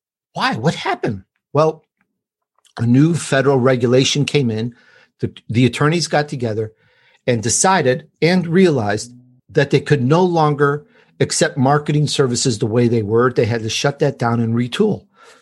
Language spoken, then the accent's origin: English; Chicago, Illinois, United States; accent: Chicago; also born or lived in Sicily, Italy; I was born in Sicily, and I grew up in Chicago